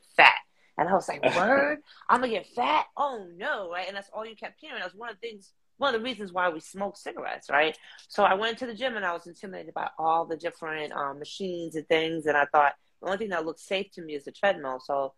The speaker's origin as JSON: {"language": "English", "town": "Harlem", "region": "New York", "country": "United States", "tie": "born or raised there", "said": "This is where I'm from. This is where I'm from, baby."}